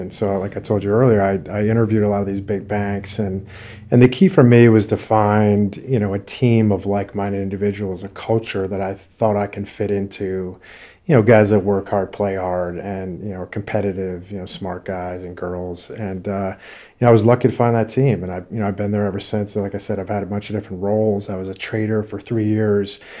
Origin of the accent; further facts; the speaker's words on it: Connecticut, United States; I grew up in Connecticut